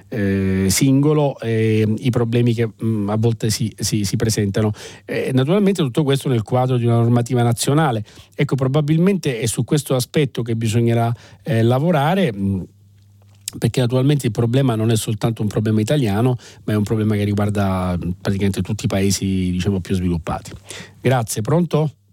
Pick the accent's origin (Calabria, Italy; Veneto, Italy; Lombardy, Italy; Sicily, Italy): Sicily, Italy; da siciliano e quindi diciamo da, da chi proviene da un ambiente più complesso